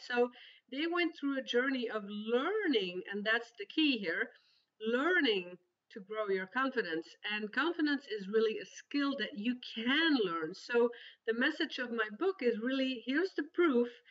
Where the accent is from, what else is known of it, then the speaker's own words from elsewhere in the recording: Belgium; accent: Belgian; English is a second language; moved away as an adult; also born or lived in Spain; now in Netherlands; I am originally from Belgium